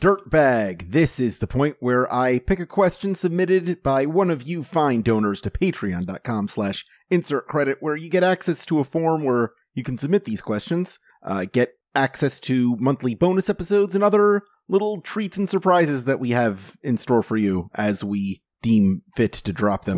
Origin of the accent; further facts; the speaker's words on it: Florida, United States; I'm from Florida